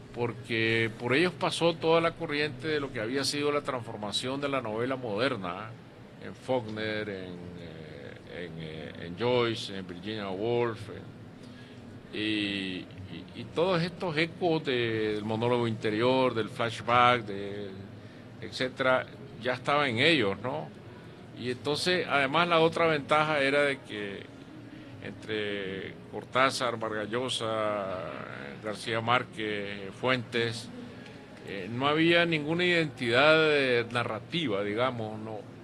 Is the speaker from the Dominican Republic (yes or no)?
no; Masatepe, Masaya, Nicaragua; cuando yo viví en mi pueblo, Mazatepe, que era un pueblo pequeño